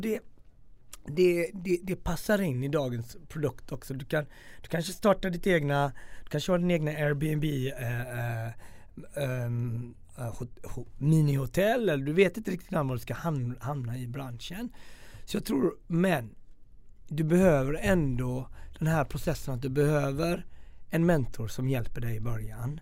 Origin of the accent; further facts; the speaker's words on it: Gothenburg, Västra Götaland, Sweden; moved away; also born or lived in Stockholm; vet jag också som göteborgare